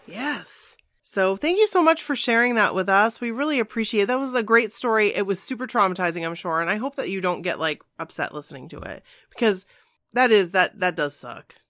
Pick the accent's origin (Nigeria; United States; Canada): United States; Maine; we're from Maine